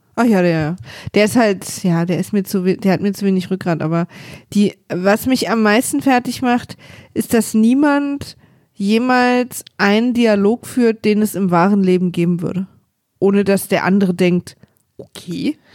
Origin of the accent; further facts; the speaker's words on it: East Germany, Germany; Ich bin Ossi, wir hatten ein Filmstudio